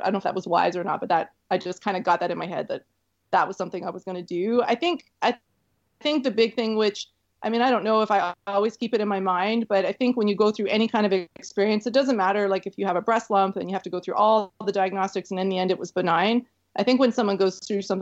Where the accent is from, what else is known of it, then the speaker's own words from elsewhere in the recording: Canada; also born or lived in Florida; I think I'm too Canadian to live in Florida